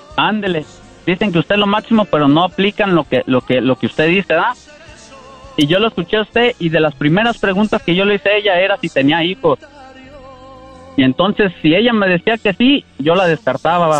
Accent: Michoacán, Mexico; now in Santa Rosa, United States; Ya le dije de Michoacán

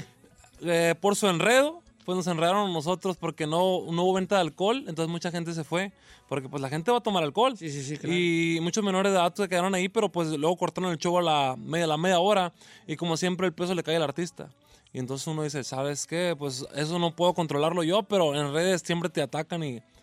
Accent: Culiacán, Sinaloa, Mexico; en Culiacán, que es mi tierra

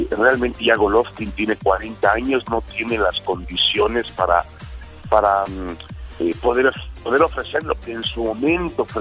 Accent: Mexico; ya sabes cómo somos los mexicanos de tercos

